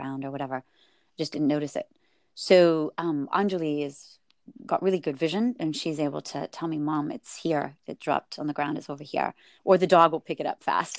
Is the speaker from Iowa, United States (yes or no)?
no; Silicon Valley, California, United States; I was raised in Silicon Valley